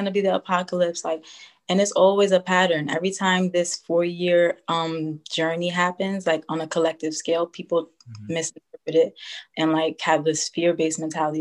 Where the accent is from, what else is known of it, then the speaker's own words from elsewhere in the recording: New York, United States; I'm 24 years old. I'm from New York.